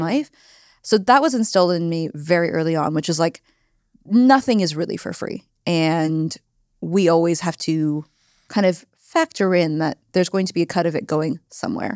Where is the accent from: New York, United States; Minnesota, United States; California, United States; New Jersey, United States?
California, United States; Silicon Valley; moved away; I grew up in the Silicon Valley